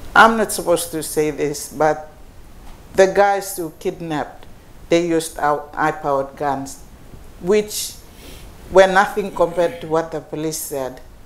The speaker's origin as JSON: {"language": "English", "region": "Highlands", "country": "Papua New Guinea", "said": "I come from the Highlands"}